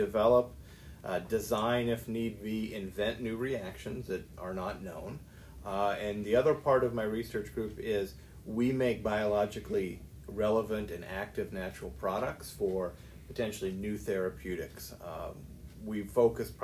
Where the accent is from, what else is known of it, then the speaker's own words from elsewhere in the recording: downstate Illinois, United States; moved away as an adult; also born or lived in West Lafayette, Indiana / La Jolla, California; now in Alabama, United States; I am from Illinois, downstate Illinois. I grew up on a farm